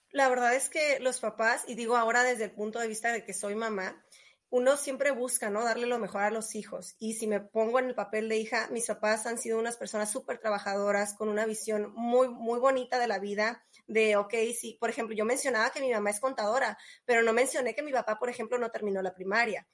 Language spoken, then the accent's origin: Spanish; Tijuana, Baja California, Mexico; Yo soy originaria de Tijuana